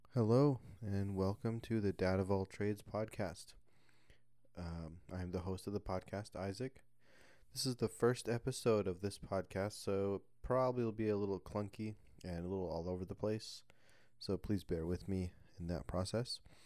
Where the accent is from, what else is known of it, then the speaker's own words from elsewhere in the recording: southern Indiana, United States; moved away as an adult; also born or lived in Alabama; I was born and, uh, raised in southern Indiana